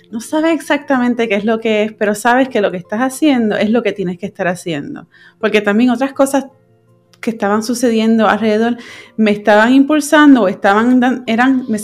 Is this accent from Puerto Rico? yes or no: yes; Puerto Rico; moved away as an adult; now in California, United States; yo me fui de Puerto Rico y me mudé a California para, seguir estudiando y, y terminar mis estudios en, mi maestría de fotografía.